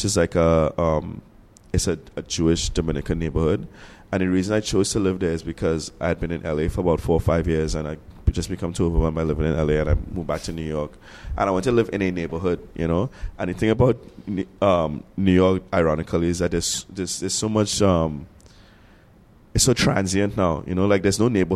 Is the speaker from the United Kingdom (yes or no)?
no; Trinidad & Tobago; I'm Trinidadian. I'm not American at all. So like baseball is not something that I really even understand. You know, like I grew up with cricket